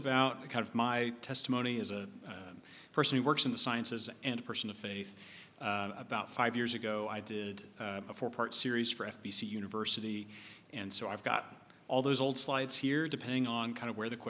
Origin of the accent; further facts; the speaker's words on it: Waco, Texas, United States; So I grew up the child of Christian parents. I grew up in Waco, Texas.